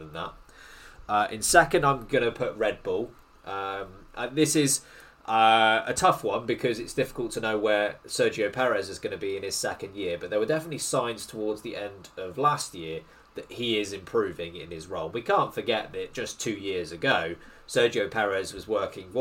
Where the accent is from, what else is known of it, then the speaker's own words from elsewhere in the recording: United Kingdom; I'm British and I have massive British bias.